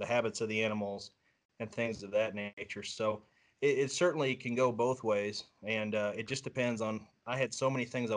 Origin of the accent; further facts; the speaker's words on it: Southeast Iowa, United States; I grew up here in Iowa. It's my home